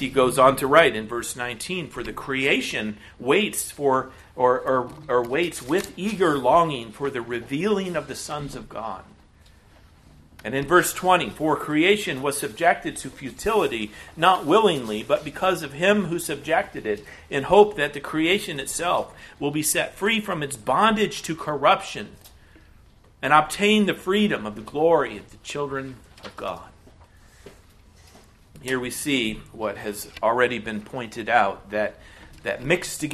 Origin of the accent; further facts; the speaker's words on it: United States; As American Christians in the 21st century